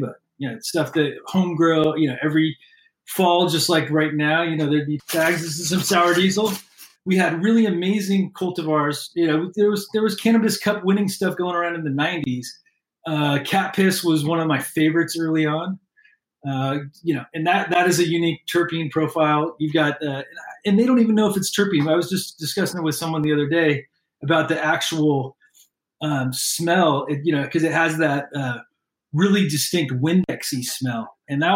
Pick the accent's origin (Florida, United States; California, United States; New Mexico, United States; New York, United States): California, United States; Bay Area; also born or lived in Portland, Oregon / Texas; born in Portland, Oregon, raised in the Bay Area. I lived in Texas when I was real little.